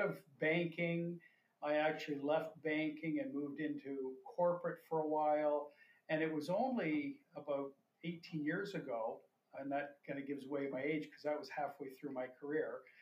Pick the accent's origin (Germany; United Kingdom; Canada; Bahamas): Canada; London, Ontario; moved away as an adult; also born or lived in Toronto / Tokyo / New York; I grew up in London, Ontario, and then I went to school out here in the East.